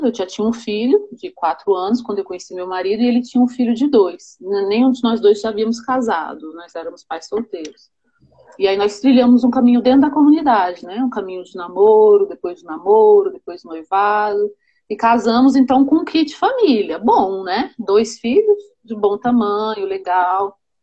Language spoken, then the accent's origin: Portuguese; Brasília, Federal District, Brazil; eu nasci em Brasília. Eles vieram para Brasília quando Brasília começou mesmo. Então eu nasci aqui